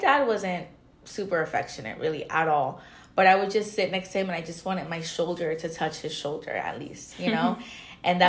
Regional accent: Florida, United States; I'm from Florida

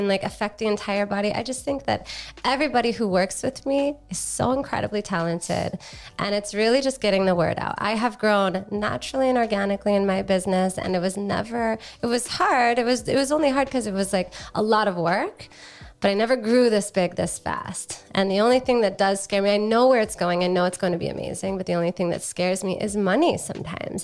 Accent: Hawaii, United States; now in San Diego, United States; I grew up in Hawaii

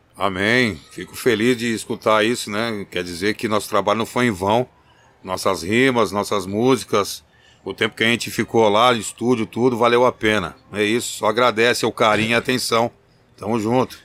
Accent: Campinas, São Paulo, Brazil; also born or lived in São Caetano do Sul; mas sou de Campinas não. Eu aderi porque minha família era de lá, e eu vivi lá desde pequeno, mas eu nasci em São, Ca... em São Caetano do Sul

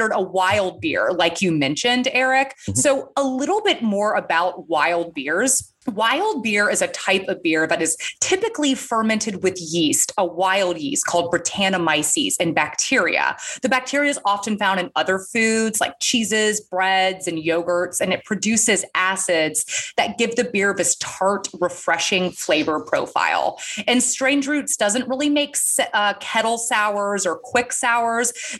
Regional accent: Georgia, United States; I'm from Georgia, the peach state.

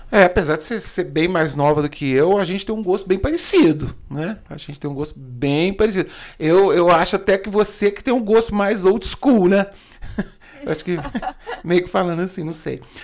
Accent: Brazil; eu sou brasileiro

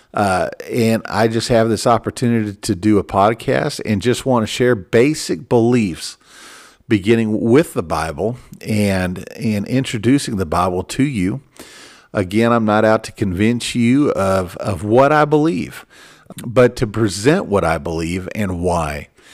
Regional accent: Minneapolis, Minnesota, United States; I was born in Minneapolis, Minnesota, and, and I'm an American

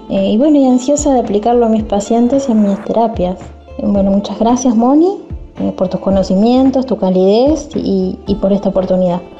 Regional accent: Uruguay; de Uruguay, eh, y bueno, la verdad que encantada de, haber podido participar de, este curso.

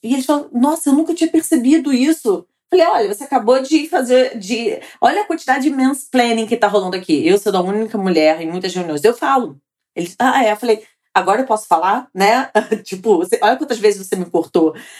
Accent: Rio de Janeiro, Brazil; Sou carioca e mãe do Gabriel

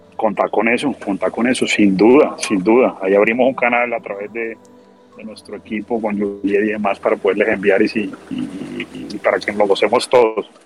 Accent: Colombia; como colombiano, como trabajador de Rappi

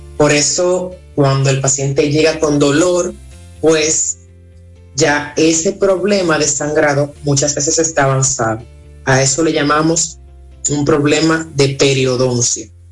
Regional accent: Dominican Republic; nosotros somos dominicanos

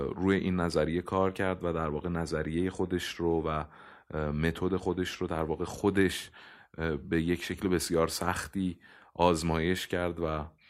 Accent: Iran; من متولد ایرانم نمیتونم ملیتم رو تغییر بدم حتی اگر پاسپورت کشور دیگری رو بگیرم من باز هم ایرانیم

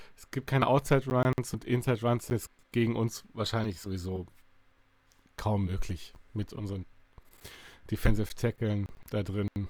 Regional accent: Bavaria, Germany; now in Cologne, Germany; ich ursprünglich aus Bayern komme

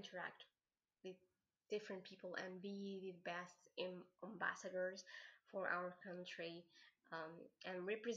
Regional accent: Algeria; I'm from Algeria

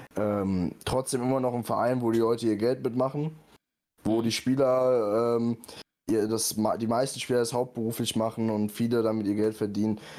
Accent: near Frankfurt, Hesse, Germany; Ich komme ja auch hier aus der Nähe

